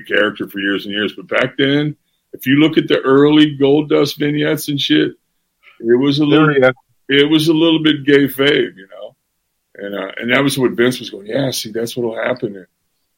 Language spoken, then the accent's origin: English; Florida, United States; I'm from Florida